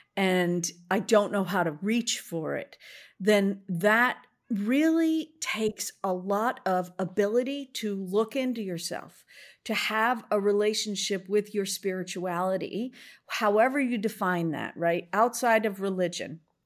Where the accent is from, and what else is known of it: Boston, Massachusetts, United States; born or raised there